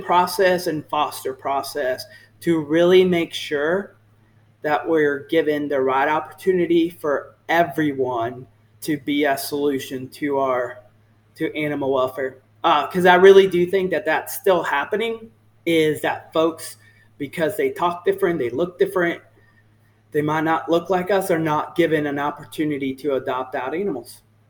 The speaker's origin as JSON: {"language": "English", "region": "the South", "country": "United States", "said": "I'm from the South, so I say y'all a lot. You know, folks always ask me if I'm from Texas because the way I speak."}